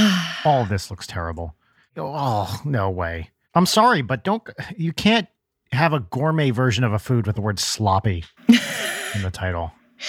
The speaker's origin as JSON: {"language": "English", "region": "New Jersey", "country": "United States", "tie": "born or raised there", "said": "No, I grew up in New Jersey"}